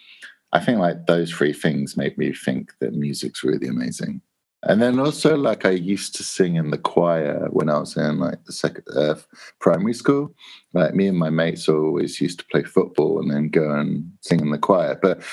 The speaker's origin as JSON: {"language": "English", "town": "Spalding", "region": "East Midlands", "country": "United Kingdom", "tie": "born or raised there", "said": "I grew up in a town called Spalding, like the basketball, and it's in South Lincolnshire"}